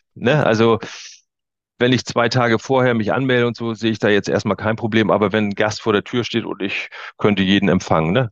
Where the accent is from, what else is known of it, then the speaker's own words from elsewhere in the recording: Waren, Mecklenburg-Vorpommern, Germany; hier in Mecklenburg-Vorpommern, ich komme also aus Waren an der Müritz